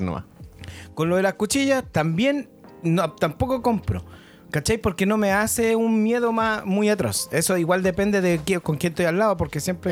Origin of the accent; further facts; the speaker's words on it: Santiago, Santiago Metropolitan Region, Chile; vengo de La Pintana